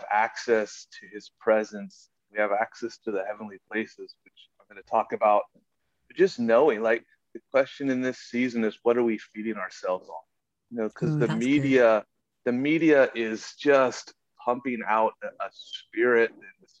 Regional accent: United States; I grew up in America, like, there's churches everywhere

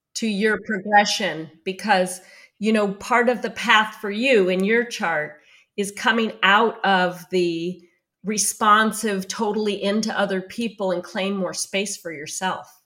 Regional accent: New York City, New York, United States; I'm Jewish from New York City

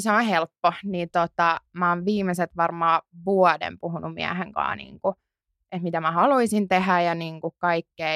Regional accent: Porvoo, Uusimaa, Finland; mä oon siis Porvoosta

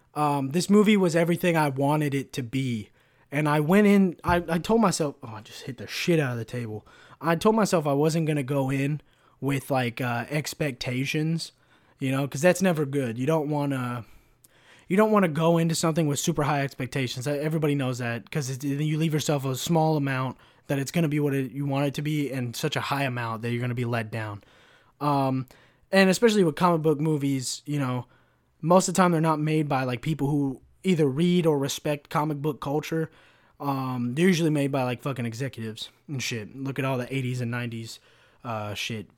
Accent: United States; as an American

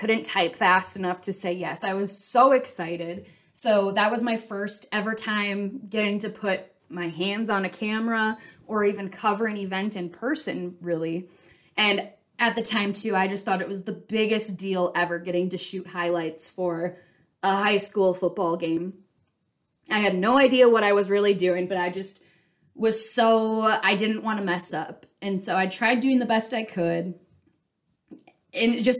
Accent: Minnesota, United States; I grew up in Minnesota

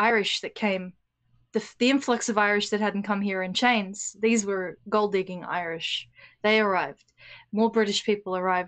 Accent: Australia; as an Australian

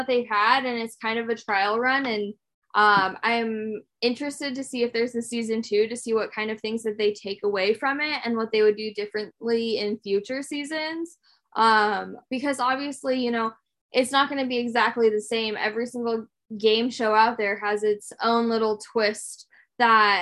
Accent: United States; as Americans

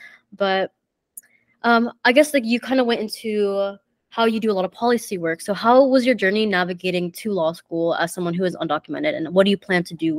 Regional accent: Georgia, United States; I'm from Georgia

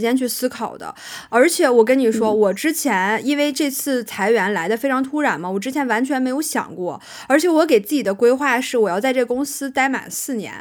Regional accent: China; accent: Chinese accent (in English); 你一个中国人，然后你英文讲的不好

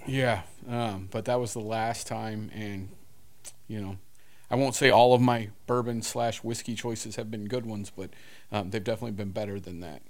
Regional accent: Houston, Texas, United States; I was born in Houston, but, um, yeah, it's, you know, us down here in South Texas

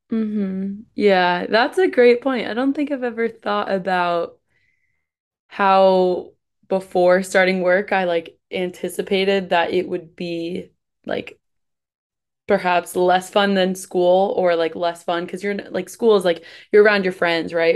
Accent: East Coast, United States; moved away as an adult; now in Midwest, United States; I'm from East Coast, moved to the Midwest

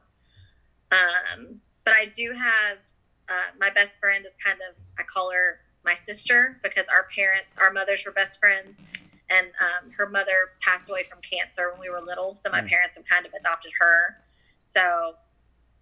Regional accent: Winston-Salem, North Carolina, United States; now in Nashville, United States; I'm from Winston-Salem, North Carolina, which is actually where I'm at right now. I'm in my childhood bedroom

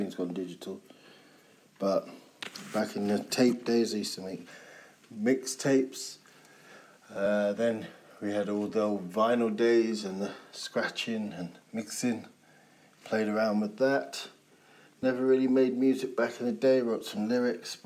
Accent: London, United Kingdom; growing up in London

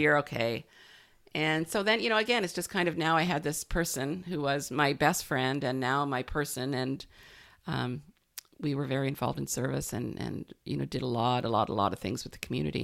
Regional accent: Canada; also born or lived in Sunshine Coast, British Columbia / Victoria, British Columbia; being a Canadian

